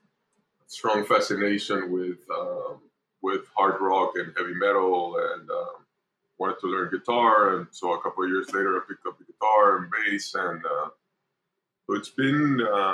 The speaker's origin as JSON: {"language": "English", "country": "Panama", "tie": "born or raised there", "said": "I was born here in Panama"}